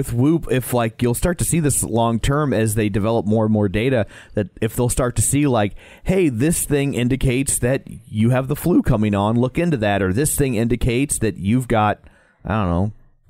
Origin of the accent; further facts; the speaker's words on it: Midwest, United States; We're from the Midwest